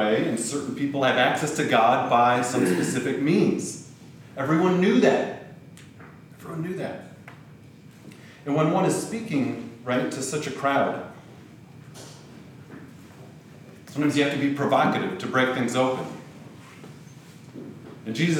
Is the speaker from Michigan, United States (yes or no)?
yes; Grand Rapids, Michigan, United States; I was born in Grand Rapids, to parents who had emigrated from the Netherlands, and was baptized in a Christian Reformed church, went to Christian school, went to youth group